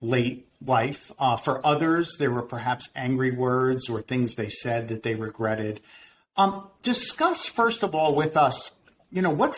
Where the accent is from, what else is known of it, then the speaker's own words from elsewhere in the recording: Winter Park, Florida, United States; a private practice in my hometown of Winter Park, Florida.